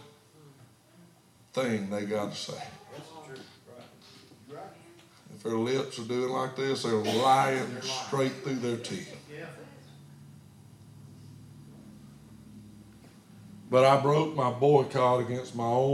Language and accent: English; United States; I'm an American, not a Chinese